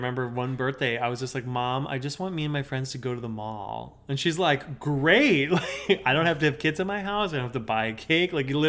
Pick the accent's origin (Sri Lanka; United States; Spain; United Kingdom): United States; Minnesota; Now, I'm from Minnesota